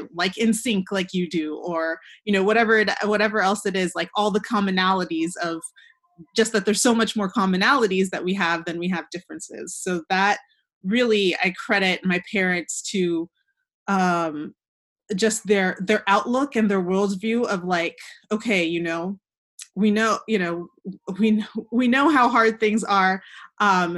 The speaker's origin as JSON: {"language": "English", "region": "Southern California", "country": "United States", "tie": "born or raised there", "also_born_or_lived": "Atlanta, Georgia", "said": "we grew up in Southern California"}